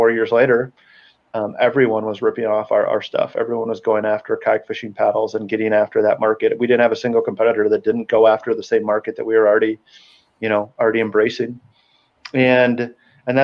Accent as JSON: {"language": "English", "region": "Wisconsin", "country": "United States", "tie": "born or raised there", "said": "I'm from Wisconsin, born and raised"}